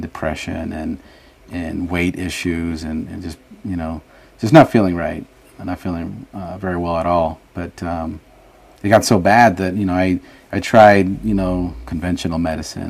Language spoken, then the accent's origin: English; Los Angeles, California, United States; also born or lived in San Salvador, El Salvador; we just kind of made California, Los Angeles area our home